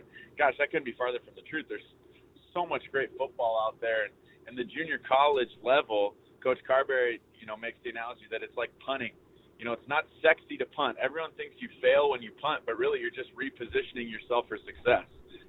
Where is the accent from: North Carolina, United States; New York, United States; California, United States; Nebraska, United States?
California, United States; Southern; also born or lived in Tulsa, Oklahoma; I was kind of the prima donna Southern California kid